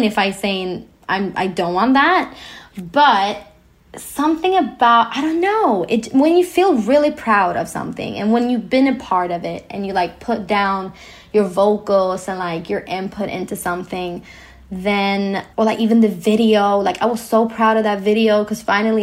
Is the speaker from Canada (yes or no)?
no; Sweden; I was born in Sweden, where we are quite equal